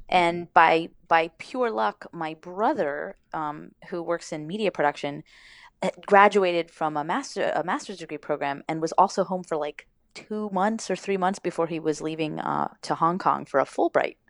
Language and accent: English; Miami, Florida, United States; moved away; also born or lived in Los Angeles; I grew up in Miami, so it's kind of a Spanglish